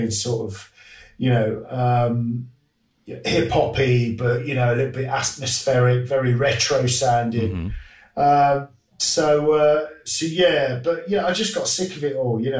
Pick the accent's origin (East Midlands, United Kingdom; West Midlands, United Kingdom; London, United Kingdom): East Midlands, United Kingdom; Grantham; my hometown of Grantham